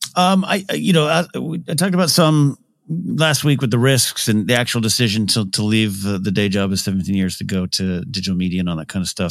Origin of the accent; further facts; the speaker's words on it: Arroyo Grande, California, United States; moved away as an adult; also born or lived in Los Angeles; my hometown